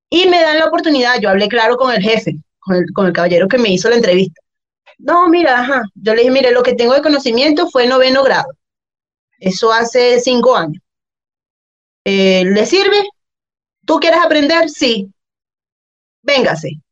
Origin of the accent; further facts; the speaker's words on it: Guacara, Carabobo, Venezuela; moved away as an adult; also born or lived in Zulia, Venezuela; now in Chile; yo soy de Valencia, de Guacara, eso es la mejor ciudad, de... no mentira, Eso es eh, en la parte central de Venezuela, cercano a la costa. Y bueno, ahí eh, viví mi, toda, casi toda mi vida, 20 años